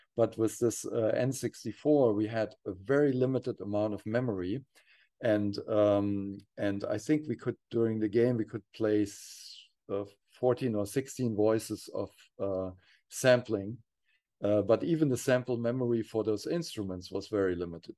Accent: near Frankfurt, Hesse, Germany; also born or lived in Kassel, Germany; we were bo-, uh, both, uh, growing up near Frankfurt, Germany

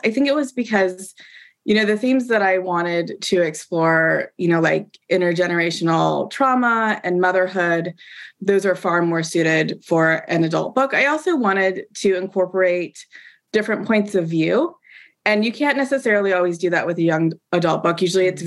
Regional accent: Portland, Oregon, United States; I grew up in Portland. I grew up on the West Coast

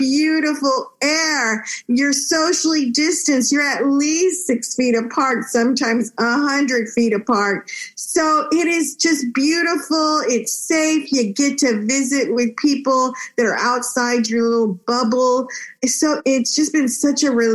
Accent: Texas, United States; also born or lived in Monterrey, Mexico; My parents brought me to live in Texas, where I enjoyed growing up in such a bilingual, bicultural state.

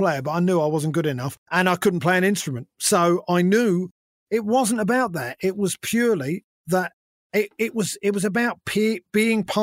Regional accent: London, United Kingdom; I've always been a London boy. I grew up in London.

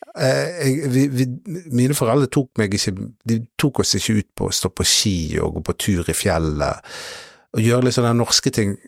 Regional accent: Norway; jeg er norsk

